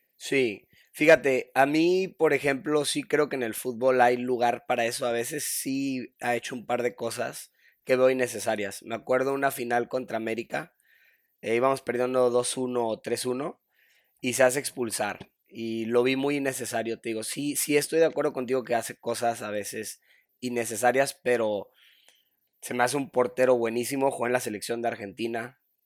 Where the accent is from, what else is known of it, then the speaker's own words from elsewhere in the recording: Monterrey, Nuevo León, Mexico; cuando estaba chiquillo vivía en Monterrey. Soy de Monterrey. Este, crecí jugando fútbol siempre